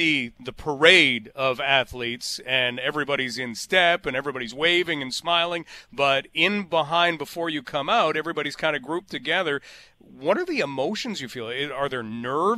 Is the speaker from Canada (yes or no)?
yes; Canada; we're Canadian